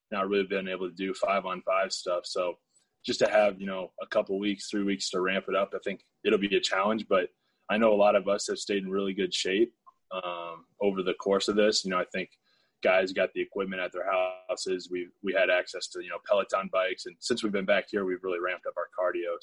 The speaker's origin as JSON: {"language": "English", "region": "Iowa", "country": "United States", "tie": "born or raised there", "said": "I grew up in Iowa where not a huge black population"}